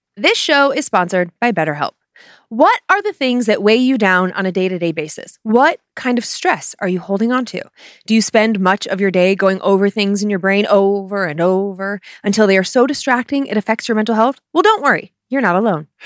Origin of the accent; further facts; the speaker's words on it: the Midwest, up by Cleveland, Ohio, United States; growing up in the Midwest